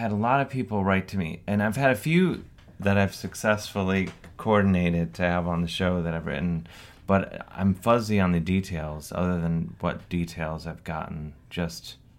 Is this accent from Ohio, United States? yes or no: yes; Cleveland, Ohio, United States; now in New York City, United States; I was born and raised in America, but my grandfather … was from Canada. Clinton, Ontario, to be exact. And when I was a kid growing up on the mean streets of suburban Cleveland, Ohio